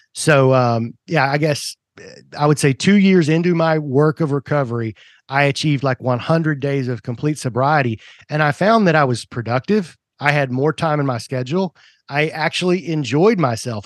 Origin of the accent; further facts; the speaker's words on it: Tennessee, United States; also born or lived in Kentucky / Georgia; I was originally, uh, born in Kentucky, moved to Tennessee, you know, before any of my memories, so I was, like, one years old. Um, but I, you know, grew up in Tennessee